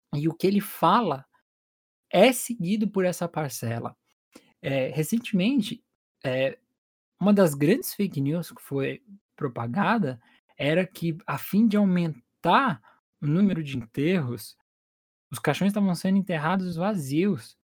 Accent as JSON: {"language": "Portuguese", "country": "Brazil", "said": "enquanto brasileiro"}